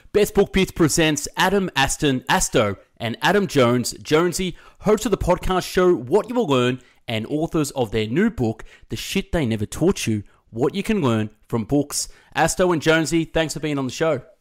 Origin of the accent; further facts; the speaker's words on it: Melbourne, Victoria, Australia; I'm from Melbourne